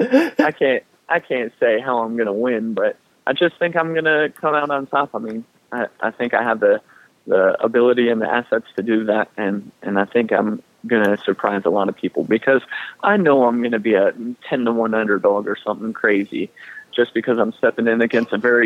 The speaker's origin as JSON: {"language": "English", "region": "North Carolina", "country": "United States", "said": "I'm a North Carolinian, and I love Charlotte"}